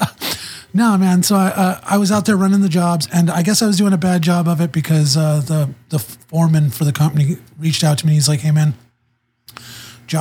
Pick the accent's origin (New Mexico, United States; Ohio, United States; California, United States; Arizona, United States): California, United States; Riverside County; also born or lived in Los Angeles; now in San Diego, United States; born in LA, raised in kind of Riverside County